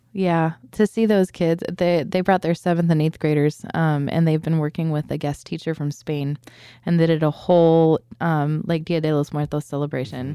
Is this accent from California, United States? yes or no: yes; San Diego, California, United States; we're from San Diego